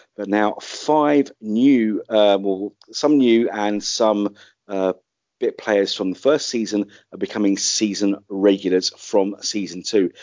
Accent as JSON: {"language": "English", "region": "London", "country": "United Kingdom", "tie": "born or raised there", "said": "my hometown of London"}